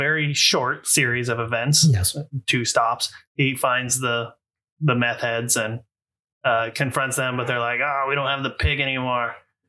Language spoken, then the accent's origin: English; Portland, Oregon, United States; growing up in Portland